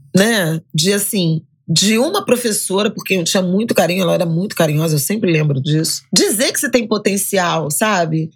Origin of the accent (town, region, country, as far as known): Rio de Janeiro, Brazil; born or raised there; also born or lived in Méier, Rio de Janeiro